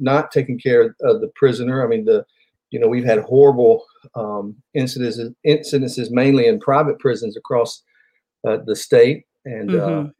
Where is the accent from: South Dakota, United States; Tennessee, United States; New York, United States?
Tennessee, United States; Nashville; also born or lived in Franklin, Tennessee; I was born and raised here in Middle Tennessee, in Nashville, actually, and I've been in Franklin since 1989